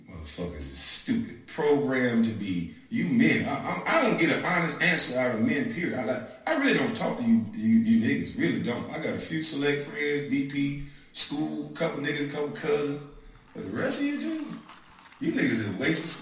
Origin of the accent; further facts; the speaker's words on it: Brunswick, Georgia, United States; I'm from Dixville, Georgia